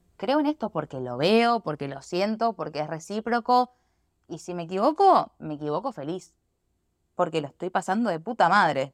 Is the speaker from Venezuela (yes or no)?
no; Argentina; moved away; Yo soy de Argentina